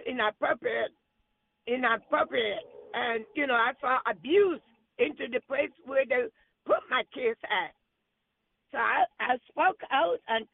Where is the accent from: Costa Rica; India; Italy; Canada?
Costa Rica; English is a second language; now in Arkansas, United States; I speak Spanish. I was from Costa Rica